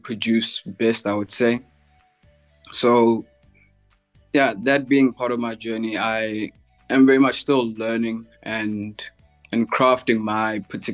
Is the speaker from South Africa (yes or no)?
yes; Durban, KwaZulu-Natal, South Africa; I'm from Durban in South Africa.